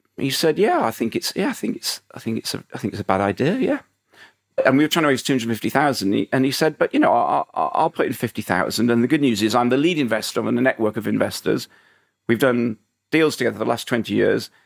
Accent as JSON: {"language": "English", "town": "Huddersfield", "region": "Yorkshire and the Humber", "country": "United Kingdom", "moved": "yes", "said": "I was a guy from Huddersfield"}